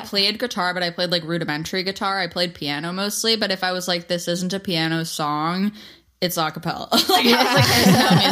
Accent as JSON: {"language": "English", "region": "New York", "country": "United States", "said": "We're from New York"}